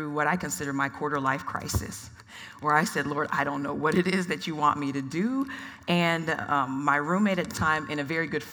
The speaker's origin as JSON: {"language": "English", "town": "Atlanta", "region": "Georgia", "country": "United States", "tie": "born or raised there", "moved": "yes", "lives_now": "Phoenix, United States", "said": "I'm a first-generation Nigerian-American. I was born in Atlanta, Georgia"}